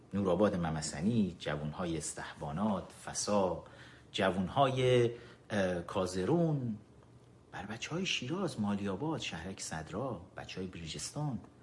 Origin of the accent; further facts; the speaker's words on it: Iran; ما ایرانی ها ما ایرانی ها با تمام تاریخمون